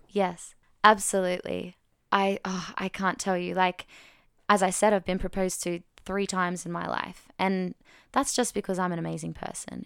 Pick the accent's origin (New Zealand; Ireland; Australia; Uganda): Australia; I'm twenty-six from Australia